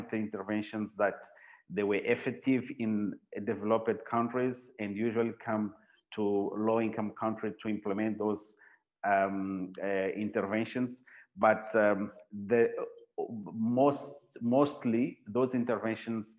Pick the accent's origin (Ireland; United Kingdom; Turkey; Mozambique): Mozambique; I work in a psychiatric hospital here in Mozambique, and I'm from Mozambique